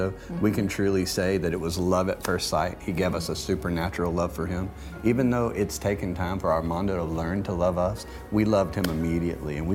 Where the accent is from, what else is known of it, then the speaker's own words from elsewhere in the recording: Montgomery, Alabama, United States; But most of all, we're just normal people from right here in the river region, born and raised in Montgomery, Alabama.